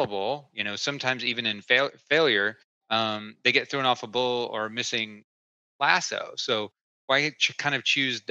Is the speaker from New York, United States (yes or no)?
no; East Tennessee, United States; moved away; where I grew up in East Tennessee.